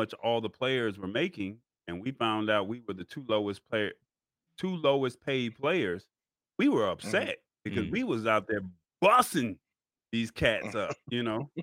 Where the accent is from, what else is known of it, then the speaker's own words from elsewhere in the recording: United States; as an American